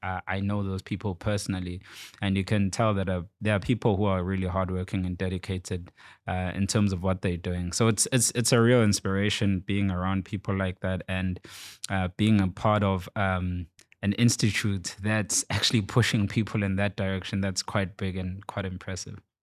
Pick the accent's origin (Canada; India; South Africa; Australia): South Africa; I was born and bred in South Africa